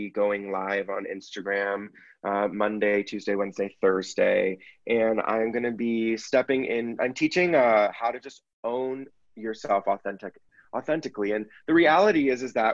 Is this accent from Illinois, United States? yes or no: no; San Francisco Bay Area, Northern California, United States; moved away; I grew up in the Bay Area, Northern California